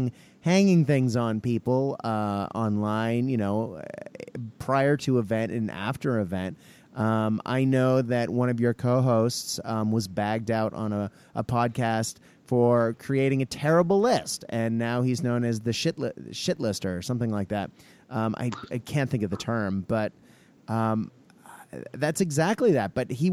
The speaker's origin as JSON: {"language": "English", "country": "Australia", "said": "well, there's also that sort of, in essence, being Australian of element"}